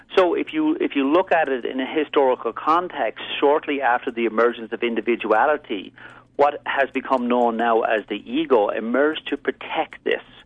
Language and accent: English; Ireland; moved away as an adult; also born or lived in East Coast, United States; I'm originally from Ireland. I moved here and spent 17 years living and working basically in the East Coast.